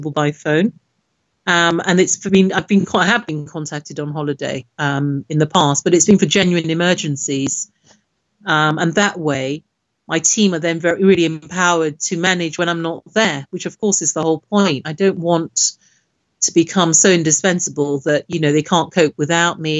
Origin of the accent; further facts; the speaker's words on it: Nigeria; now in United Kingdom; I'm originally from Nigeria